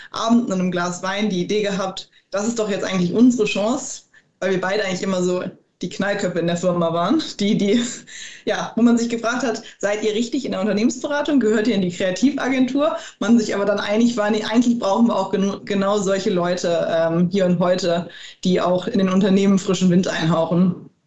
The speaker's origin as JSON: {"language": "German", "region": "Hamburg", "country": "Germany", "tie": "born or raised there", "said": "Ich bin ähm, gebürtige Hamburgerin. Ähm, bin also in Hamburg aufgewachsen, dort zur Schule gegangen"}